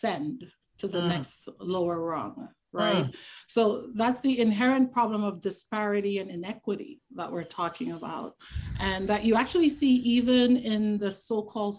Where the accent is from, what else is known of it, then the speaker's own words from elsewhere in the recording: Tobago, Trinidad & Tobago; moved away; growing up where I grew up in Trinidad and Tobago, particularly growing up in Tobago